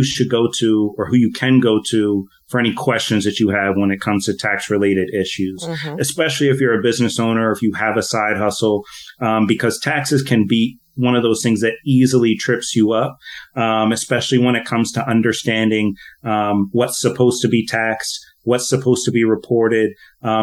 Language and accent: English; Philadelphia, Pennsylvania, United States; now in Hawaii, United States; I'm from Philadelphia originally, okay. But living out here in Hawaii now